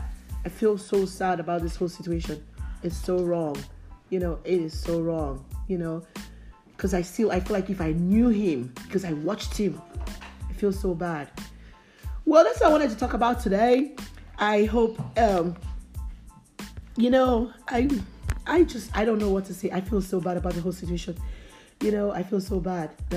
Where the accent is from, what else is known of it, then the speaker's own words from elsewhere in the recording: Nigeria; I grew up in Nigeria.